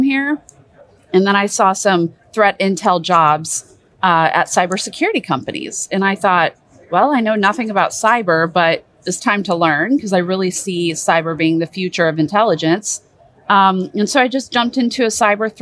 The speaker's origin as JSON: {"language": "English", "country": "United States", "said": "I'm an American and I served in the US Army and NSA"}